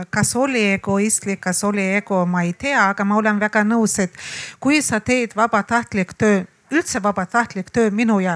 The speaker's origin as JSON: {"language": "Estonian", "region": "Baku", "country": "Azerbaijan", "tie": "born or raised there", "moved": "yes", "lives_now": "Tallinn, Estonia", "said": "ma olen linnatüdruk, ma elasin Bakuus, vanalinnas, ma tulin Eestisse, elasin ka linnas, jälle Tallinnas paneelimajas Lasnamäel."}